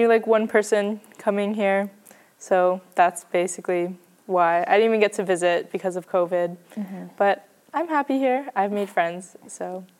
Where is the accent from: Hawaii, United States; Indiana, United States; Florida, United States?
Hawaii, United States; Honolulu; moved away as an adult; now in Oregon, United States; I'm also from Honolulu, Hawaii. So I'm from town also.